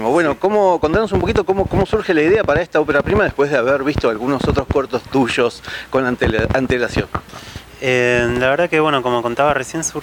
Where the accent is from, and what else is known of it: Buenos Aires, Argentina